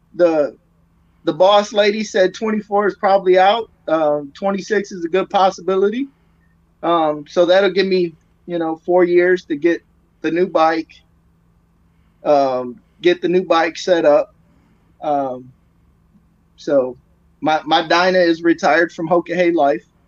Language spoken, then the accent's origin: English; Michigan, United States; now in Texas, United States; I'm from Michigan, but I moved to Texas because I hate the cold.